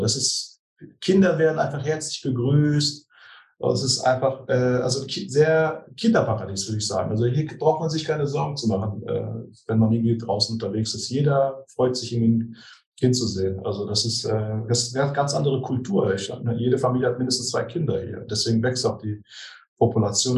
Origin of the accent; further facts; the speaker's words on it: Germany; moved away as an adult; also born or lived in Switzerland / Zurich; now in Brazil; komme ich aus Deutschland. Ich habe zwar einen türkischen Namen. Ich bin Sohn als, äh, von Gastarbeitern, also türkischer Einwanderer in Deutschland geboren